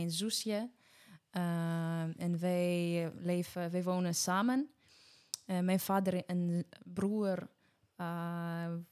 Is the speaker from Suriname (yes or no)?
no; Ukraine; Dutch is a second language; moved away as an adult; now in Netherlands; Ehm, ik ben 21 jaar oud. Eh, ik kom uit Oekraïne eh, en eh, ik woon in Nederland 1,5 jaar.